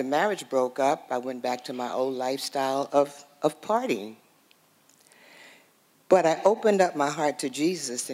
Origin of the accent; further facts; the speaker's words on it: New York City, New York, United States; I was born and raised in Harlem, New York